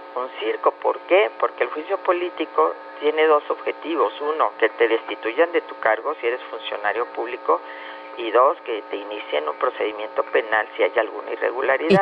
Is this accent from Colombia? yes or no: no; Mexico; como mexicanos